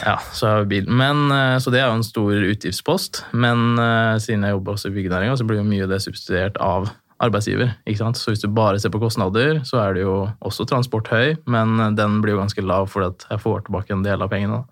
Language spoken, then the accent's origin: Norwegian; Trondheim, Trøndelag, Norway; now in Fredrikstad, Norway; jeg er født i Trondheim, jeg bor i Fredrikstad